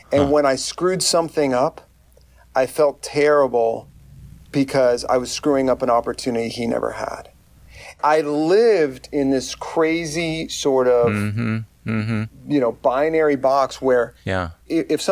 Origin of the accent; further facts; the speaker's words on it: McAllen, Texas, United States; I grew up in a small South Texas town. I grew up in McAllen, Texas.